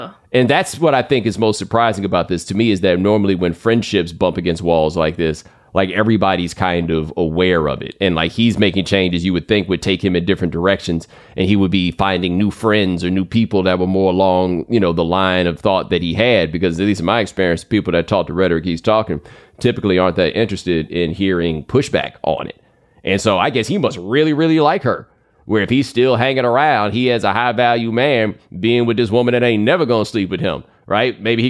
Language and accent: English; Texas, United States; And I grew up in Texas, so I would see this.